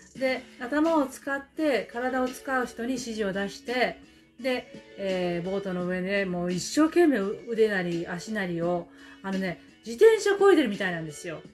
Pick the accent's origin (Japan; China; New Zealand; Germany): New Zealand; 私たちはニュージーランド人